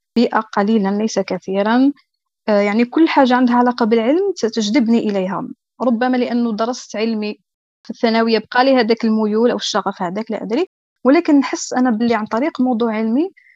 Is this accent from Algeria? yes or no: yes; Algeria; عندنا في الجزائر